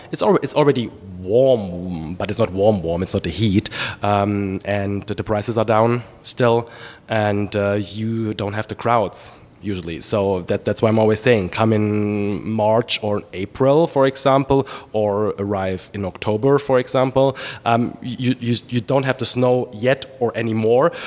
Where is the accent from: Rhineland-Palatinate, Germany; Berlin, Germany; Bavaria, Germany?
Rhineland-Palatinate, Germany; Trier; English is a second language; moved away as an adult; also born or lived in Charlotte, United States; now in United States; my area where I was born in Trier on the Moselle River